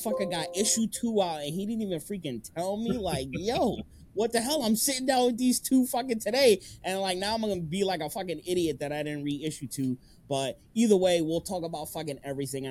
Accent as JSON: {"language": "English", "region": "New York", "country": "United States", "moved": "yes", "said": "I'm from New York"}